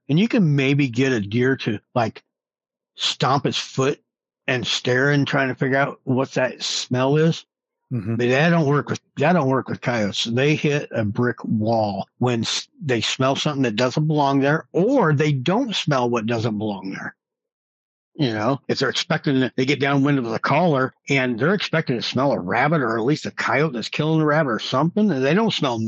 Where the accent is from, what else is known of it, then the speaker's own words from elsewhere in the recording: Midwest, United States; now in New Mexico, United States; Growing up in the Midwest